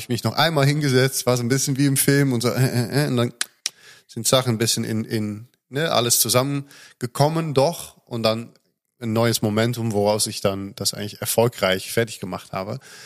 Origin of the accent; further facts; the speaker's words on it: Netherlands; now in Germany; als Holländer